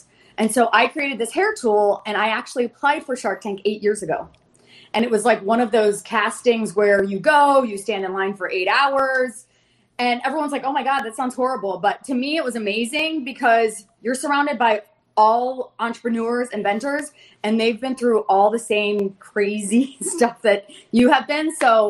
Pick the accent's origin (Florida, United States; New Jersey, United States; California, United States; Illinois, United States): Florida, United States; Fort Lauderdale; Hello, sharks. … I'm from Fort Lauderdale, Florida.